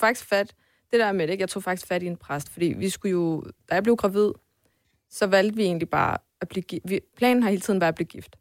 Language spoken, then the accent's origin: Danish; Sønderborg, Southern Denmark, Denmark; also born or lived in Poland; now in Copenhagen, Denmark; jeg voksede op i, i Sønderborg, i Sønderjylland